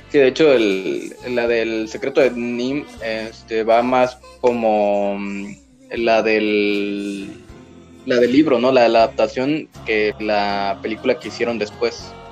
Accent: Monterrey, Nuevo León, Mexico; somos, somos, regios.

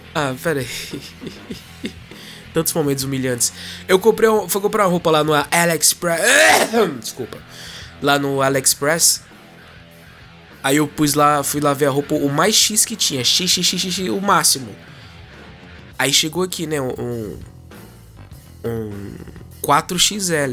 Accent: Brazil; accent: Brazilian; moved away as an adult; now in Portugal; eu falando normal com meu sotaque, né, brasileiro

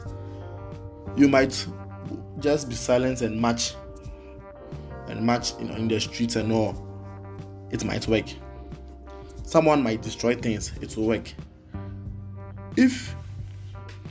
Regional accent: Ghana; I'm Ghanaian, I don't live in the US. And even here in Ghana

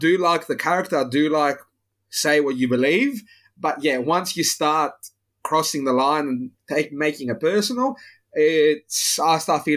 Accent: Greece; now in Australia; I grew up in Greece

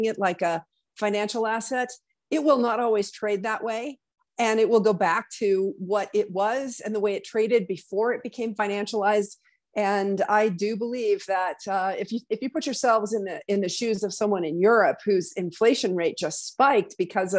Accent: Wyoming, United States; my home state of Wyoming

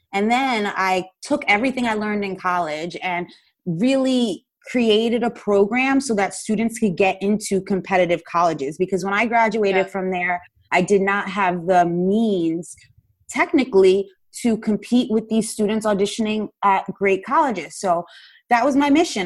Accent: Paterson, New Jersey, United States; I grew up in Paterson, New Jersey, which is in the United States

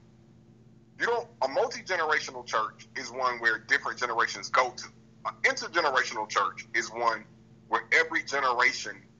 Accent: the South, United States; now in Georgia, United States; I'm from the South

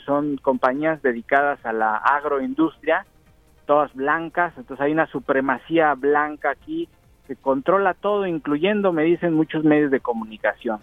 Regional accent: Mexico; accent: strong Mexican; en inglés y con mi acento muy fuerte de mexicano

